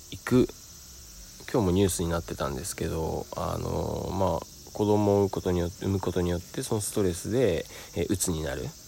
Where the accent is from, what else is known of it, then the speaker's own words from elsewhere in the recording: Sado, Niigata, Japan; moved away; 佐渡島から、えー、僕の故郷ですね、からお送りしております